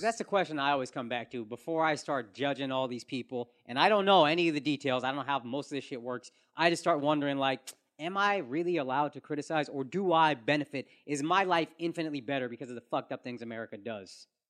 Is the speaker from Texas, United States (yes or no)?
yes; Texas, United States; as a Texan